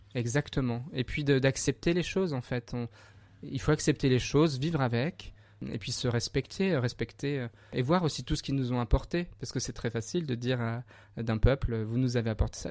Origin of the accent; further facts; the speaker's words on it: Bourgogne-Franche-Comté, France; je suis du Morvan